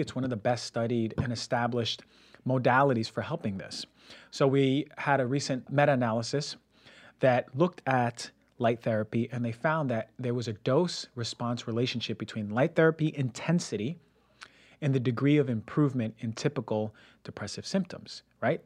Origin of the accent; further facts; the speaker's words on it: United States; moved away as an adult; also born or lived in Connecticut / Pennsylvania / Ecuador (ancestry) / Puerto Rico (ancestry); now in West Coast, United States; growing up in New Jersey, New York